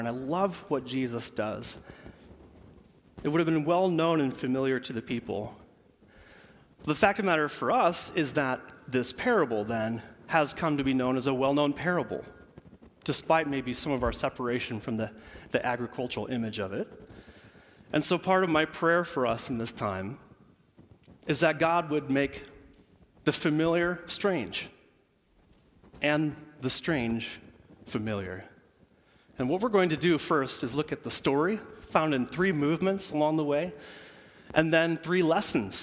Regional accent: Central Illinois, United States; moved away; I am from Central Illinois

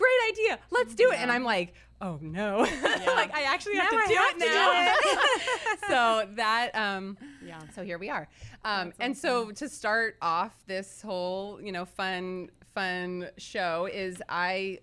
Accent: Orange County, California, United States; born and raised in Orange County, California

